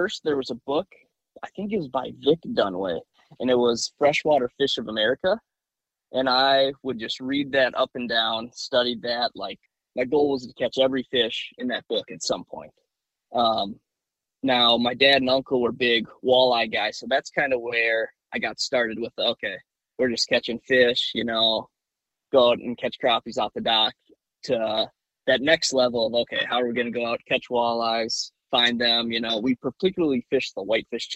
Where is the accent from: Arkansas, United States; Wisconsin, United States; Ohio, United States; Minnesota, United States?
Minnesota, United States; Bloomington; now in Brainerd, United States; I grew up in Bloomington, Minnesota